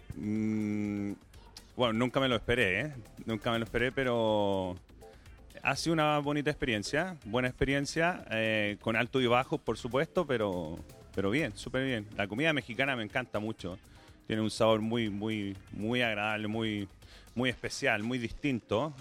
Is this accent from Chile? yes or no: yes; Chile; moved away as an adult; now in Adelaide, Australia; tengo experiencia en mi país, yo soy de Chile